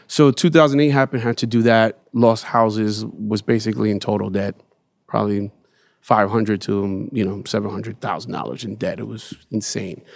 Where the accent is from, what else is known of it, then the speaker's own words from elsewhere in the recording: New York City, New York, United States; growing up in Bed Stuy